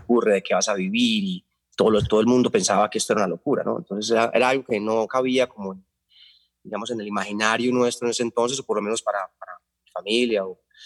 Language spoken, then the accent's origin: Spanish; Medellín, Antioquia, Colombia; also born or lived in Carolina del Príncipe; yo nací en 1972 en Medellín, en la clínica El Rosario